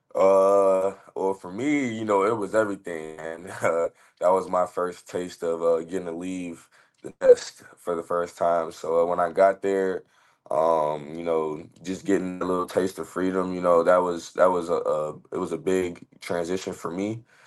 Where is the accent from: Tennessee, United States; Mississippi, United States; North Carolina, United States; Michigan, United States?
North Carolina, United States; Raleigh; moved away as an adult; also born or lived in Illinois / Arizona; my hometown team